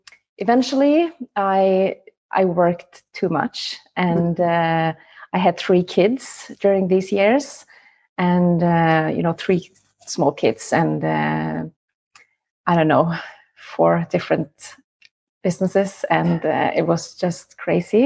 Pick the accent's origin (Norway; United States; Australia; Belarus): Norway; I am from Norway